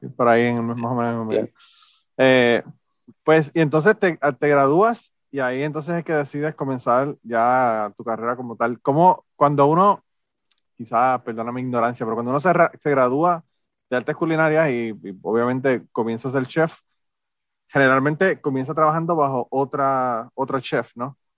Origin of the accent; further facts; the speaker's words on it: Utuado, Puerto Rico; yo soy de Utuado también